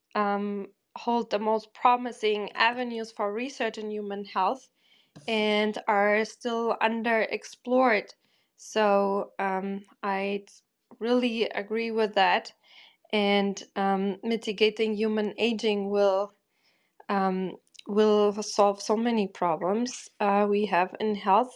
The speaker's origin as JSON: {"language": "English", "town": "Bochum", "region": "North Rhine-Westphalia", "country": "Germany", "tie": "born or raised there", "moved": "yes", "said": "In the ugliest place, Bochum, im Ruhrgebiet"}